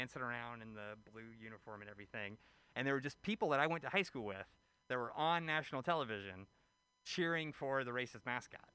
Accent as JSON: {"language": "English", "town": "Birmingham", "region": "Alabama", "country": "United States", "moved": "yes", "lives_now": "San Francisco, United States", "said": "I'm originally from Birmingham, Alabama"}